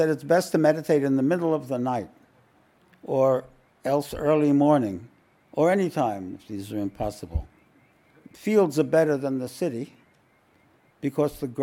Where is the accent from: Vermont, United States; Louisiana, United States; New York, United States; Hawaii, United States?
New York, United States; New York City; I grew up in Williamsburg, Brooklyn, where the Satmar Hasidim were.